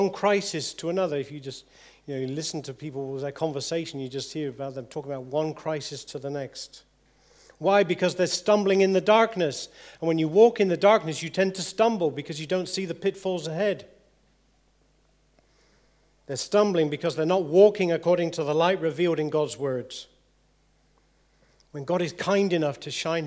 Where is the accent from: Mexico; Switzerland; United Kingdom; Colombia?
United Kingdom; England; If we're English people